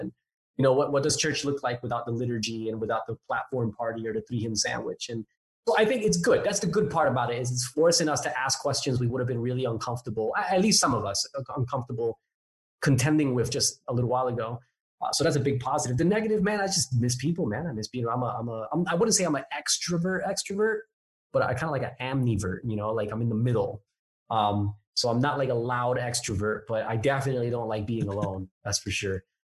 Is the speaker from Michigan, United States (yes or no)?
no; Newark, New Jersey, United States; accent: a bit all over the place; also born or lived in Hawaii; I'm originally from Jersey. I'm a Jersey boy, born and raised in Newark, New Jersey, actually. And my accent is a little bit all over the place because even though I'm from Jersey, I lived in Hawaii for 4 years.